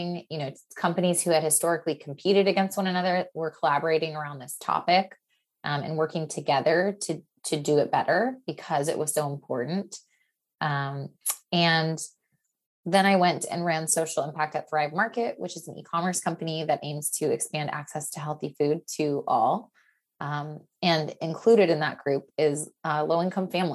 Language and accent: English; Portland, Oregon, United States; also born or lived in Stanford, California; now in Los Angeles, United States; I grew up in Portland, Oregon